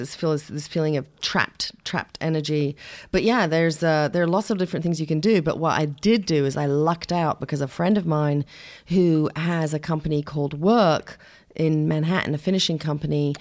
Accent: England, United Kingdom; moved away; also born or lived in Shamokin, Pennsylvania; I was brought up mostly in England, but my father was Ukrainian American

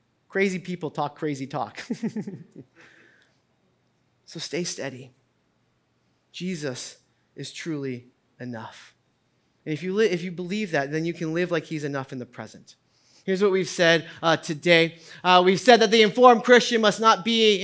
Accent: New England, United States; I grew up in New England

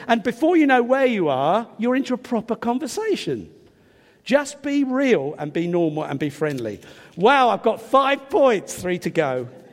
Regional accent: England, United Kingdom; I'm English

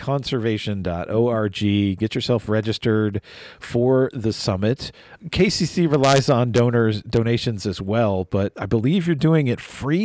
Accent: Virginia, United States; now in Kentucky, United States; I grew up in Virginia and enjoyed its wilderness to a great degree, as well as its urbanity.

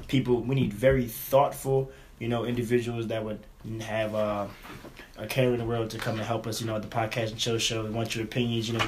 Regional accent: Philadelphia, Pennsylvania, United States; growing up in Philadelphia, it's different

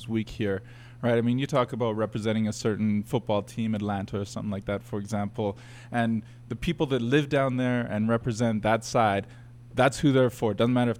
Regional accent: Canada; Like, I am through and through Canadian. I grew up here.

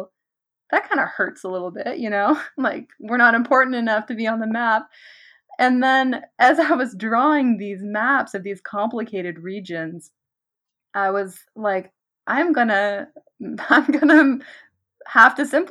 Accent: Nova Scotia, Canada; growing up in Nova Scotia

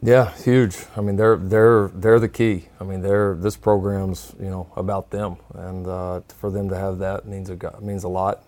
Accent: Texas, United States; growing up in a program that in the state of Texas

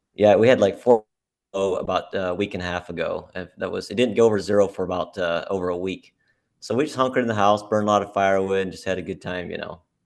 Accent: Montana, United States; moved away as an adult; now in Alaska, United States; I was born in Montana.

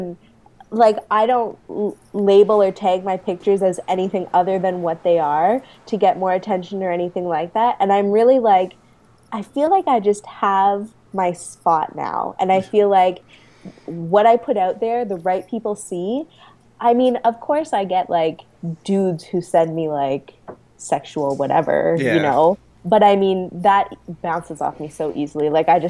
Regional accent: Canada; I am Canadian.

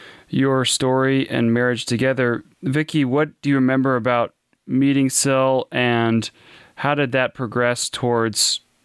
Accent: Western Kansas, United States; I'm from Western Kansas

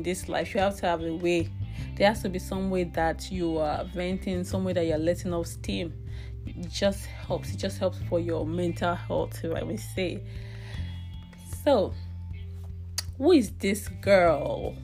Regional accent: Nigeria; now in British Columbia, Canada; I'm from Nigeria, but I currently live in British Columbia, Canada.

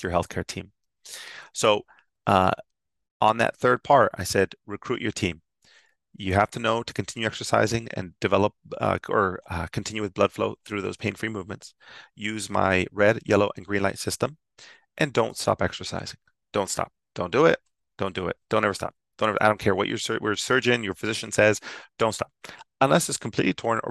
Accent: San Ysidro, California, United States; I'm born and raised in San Ysidro, California.

